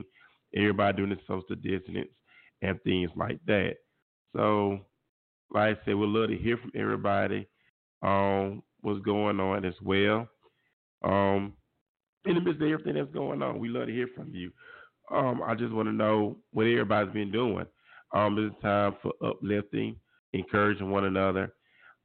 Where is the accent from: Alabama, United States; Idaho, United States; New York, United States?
Alabama, United States; Mobile; coming to you live from my hometown. My hometown of Mobile, Alabama